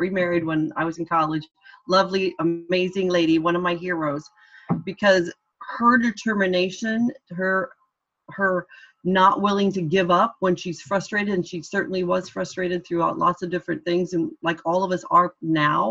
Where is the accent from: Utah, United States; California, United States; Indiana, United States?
Indiana, United States; accent: American; moved away as an adult; also born or lived in Orlando / Washington, D.C. / Cork; now in Dublin, Ireland; I worked for a Democratic congressman from my home state of Indiana